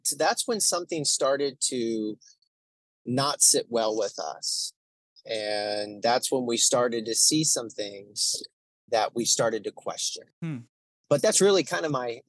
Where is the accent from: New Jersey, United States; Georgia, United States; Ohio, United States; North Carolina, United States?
Ohio, United States; moved away as an adult; also born or lived in Boston / Los Angeles / London / Arizona; I love Ohio. I'm a Buckeye, born and raised.